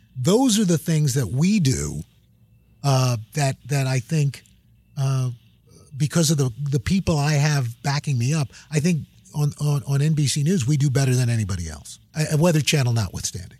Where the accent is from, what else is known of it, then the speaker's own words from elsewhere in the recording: New York City, New York, United States; I grew up in New York City